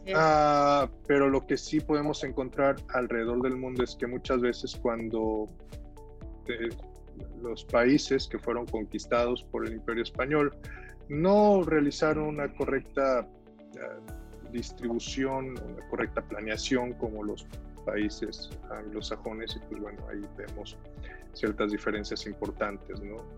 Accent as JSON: {"language": "Spanish", "town": "Salamanca", "region": "Guanajuato", "country": "Mexico", "tie": "born or raised there", "also_born_or_lived": "Veracruz, Mexico", "moved": "as an adult", "lives_now": "Montreal, Canada", "said": "Yo viví mucho tiempo en Salamanca, nací en Veracruz, pero me fui, mi papá trabajó en Pemex toda la vida, en Salamanca, era médico, y, y, pues bueno, ahí estuvimos con él"}